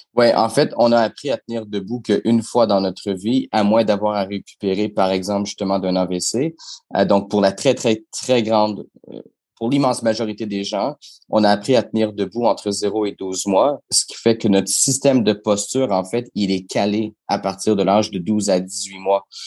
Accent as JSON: {"language": "French", "region": "Quebec", "country": "Canada", "said": "chez nous au Québec"}